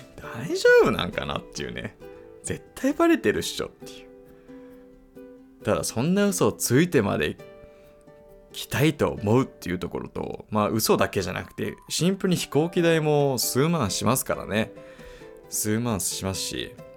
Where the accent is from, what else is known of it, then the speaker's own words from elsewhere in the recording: United States; moved away; 僕アメリカ育ちなんですけど